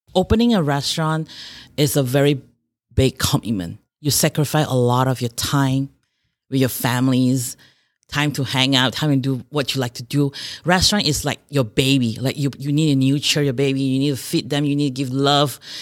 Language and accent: English; Malaysia; moved away as an adult; now in Rochester, United States; I grew up in Malaysia. I came by here in two thousand and four to Rochester, Minnesota.